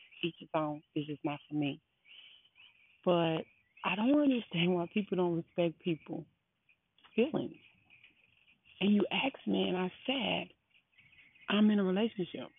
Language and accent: English; Baton Rouge, Louisiana, United States; I am from Baton Rouge, Louisiana